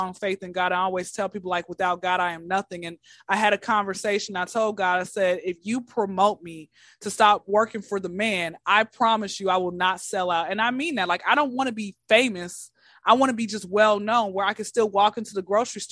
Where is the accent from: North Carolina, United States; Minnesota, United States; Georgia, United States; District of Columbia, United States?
Georgia, United States; Atlanta; Atlanta, born and raised